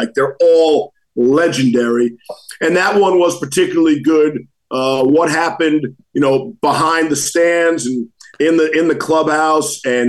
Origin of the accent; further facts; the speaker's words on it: New York, United States; accent: mix of New York and Boston; moved away as an adult; also born or lived in Boston / Bristol; a lot of people think of me as a Boston guy. So I grew up in New York, but after coming to ESPN, I realized after 5 years, I didn't have to necessarily live in Bristol. So I moved to Boston for 13 years.